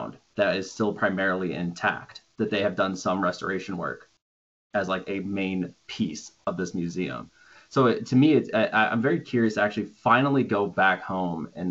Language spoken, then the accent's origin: English; Minnesota, United States; moved away; where I grew up in Northern America, the United States, in Minnesota